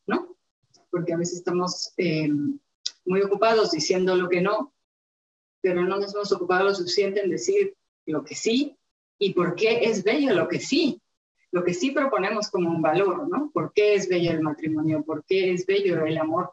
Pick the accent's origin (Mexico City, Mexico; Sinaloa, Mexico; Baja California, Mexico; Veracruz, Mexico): Mexico City, Mexico; yo nací en la Ciudad de México